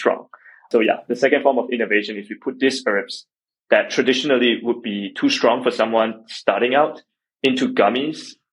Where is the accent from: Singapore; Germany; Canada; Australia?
Singapore; moved away; I grew up in Singapore